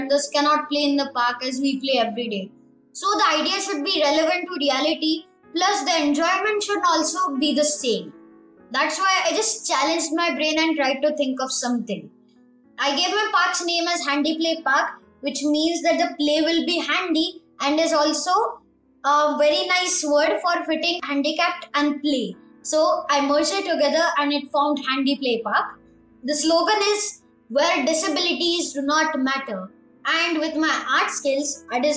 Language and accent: English; Pune, Maharashtra, India; I'm from Pune. I'm in grade